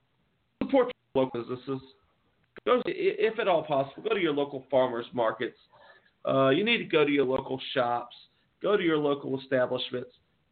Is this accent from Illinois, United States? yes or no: no; Springfield, Georgia, United States; there's actually a local theater in my hometown that it's a theater that's been open. It's been there for 150 years, Springfield, Georgia.